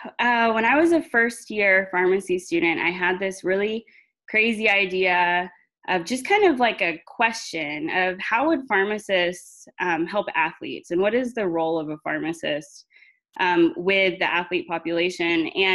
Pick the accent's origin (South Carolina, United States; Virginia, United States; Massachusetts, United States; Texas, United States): Texas, United States; Central; also born or lived in Arlington, Texas; now in Abilene, United States; I was born in a very small town in Central Texas. Graduated with 73 students in my high school class